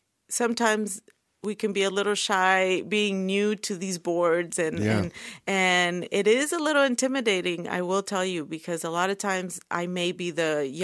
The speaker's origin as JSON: {"language": "English", "region": "California", "country": "United States", "lives_now": "Oklahoma, United States", "said": "But then a lot of them, they like my family, we came from California. And so they have migrated little by little to Oklahoma."}